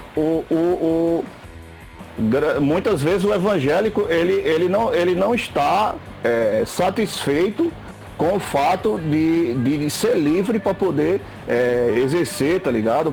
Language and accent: Portuguese; Seridó, Rio Grande do Norte, Brazil; accent: Seridó / Rio Grande do Norte accent; E aqui faz parte do Seridó, de onde eu moro. É, o sotaque daquele pessoal é o meu, é o sotaque daqui